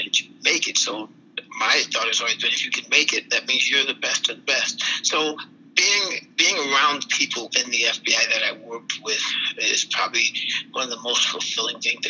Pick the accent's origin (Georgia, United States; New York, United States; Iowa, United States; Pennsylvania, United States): New York, United States; Buffalo; moved away; Buffalo Division, which is my hometown